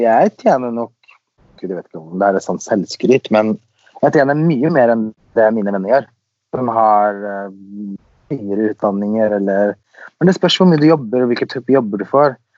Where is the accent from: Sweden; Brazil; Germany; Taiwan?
Sweden; also born or lived in Los Angeles, United States; now in Norway; Jeg er jo født og oppvokst i Sverige, så der har jeg bodd.